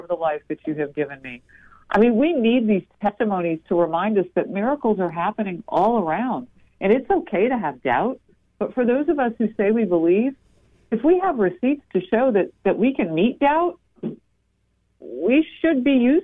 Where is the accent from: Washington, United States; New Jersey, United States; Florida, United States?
New Jersey, United States; In my home state of New Jersey